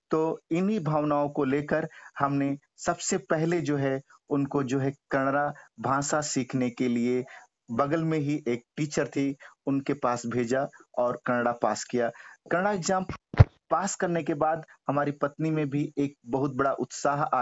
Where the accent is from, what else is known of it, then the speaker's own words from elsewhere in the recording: North India, India; first language Hindi; moved away; यहाँ पर आकर चूंकि हम एक उत्तर भारत से बिलोंग्स रखते थे हमारी मातृभाषा भी हिंदी थी अंग्रेजी भी हमको उतना अच्छा नहीं आती